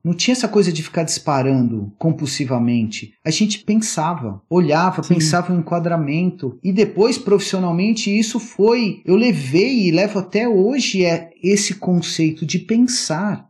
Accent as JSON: {"language": "Portuguese", "region": "São Paulo", "country": "Brazil", "tie": "born or raised there", "also_born_or_lived": "Atibaia", "said": "Morava em São Paulo, eu sou de São Paulo"}